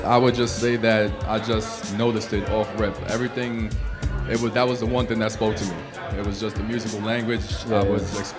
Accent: New York City, New York, United States; One of the real Brooklynites, live and direct from East Flatbush, born and raised 40 side.

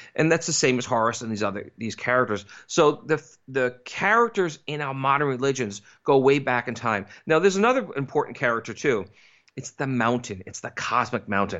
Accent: East Coast, United States; I grew up in the East Coast

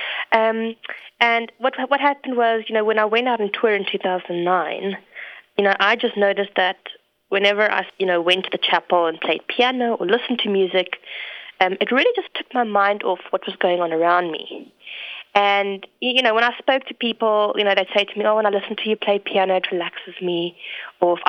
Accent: South Africa; moved away as an adult; also born or lived in England; I'm originally from South Africa, as you can hear from my accent, I'm quite Canadian.

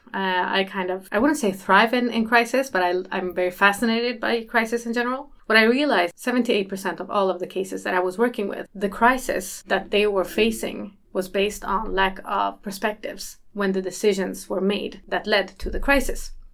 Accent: Malmö, Skåne, Sweden; also born or lived in North Macedonia; I am from Malmö. Actually, I was born in Macedonia.

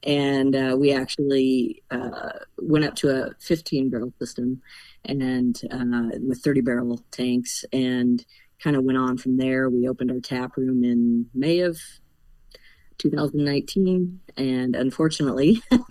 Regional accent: Central Illinois, United States; moved away as an adult; now in Driftless Area, United States; I'm from Central Illinois, but we we moved to the Driftless area about 20 plus years ago

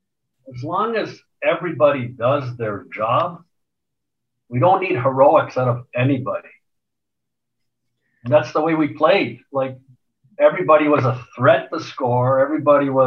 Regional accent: Montreal, Quebec, Canada; moved away as an adult; also born or lived in Edmonton; kid growing up in Montreal.

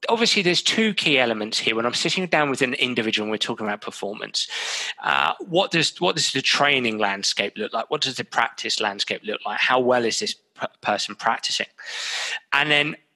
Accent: England, United Kingdom; being English, being British

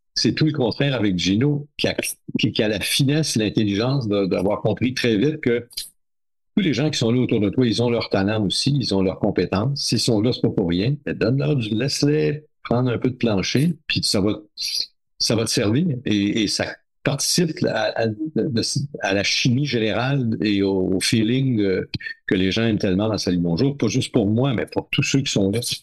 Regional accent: New Carlisle, Quebec, Canada; moved away; à New Carlisle dans mon patelin de la, Gaspé, de la baie des Chaleurs en Gaspésie

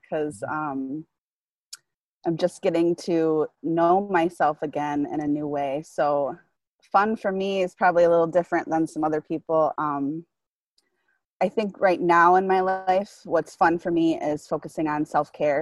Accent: Mauston, Wisconsin, United States; moved away as an adult; now in Rockford, United States; I grew up in a small little town in Wisconsin. It's about 20 miles north of Wisconsin Dells

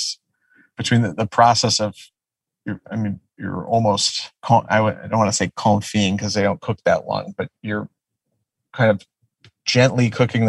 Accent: outside of Detroit, Michigan, United States; now in Los Angeles, United States; I grew up outside of Detroit

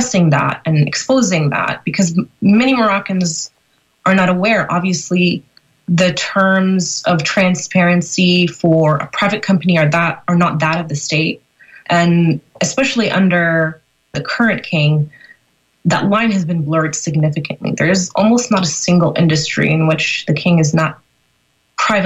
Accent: Northern Virginia, United States; I was born and raised in Northern Virginia

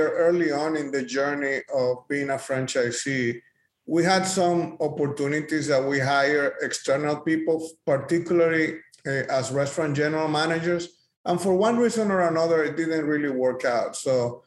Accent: Dominican Republic; moved away as an adult; now in Dallas, United States; I come from the Dominican Republic in the Caribbean, and I came to the US to pursue the American dream over 20 years ago.

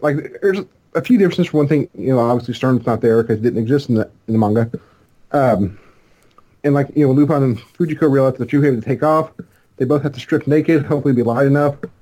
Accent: Kentucky, United States; as a Kentuckian

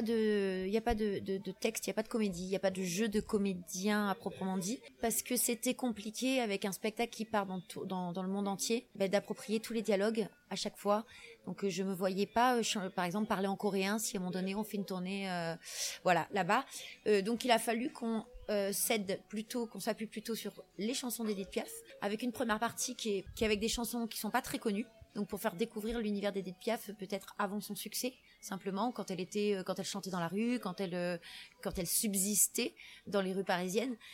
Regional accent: France; je suis française, donc j'écris français

